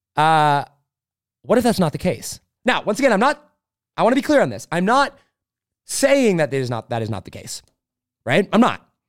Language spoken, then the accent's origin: English; United States; we are the American people